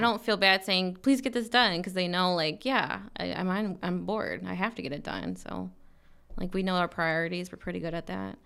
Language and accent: English; Michigan, United States; now in Arizona, United States; I'm from Michigan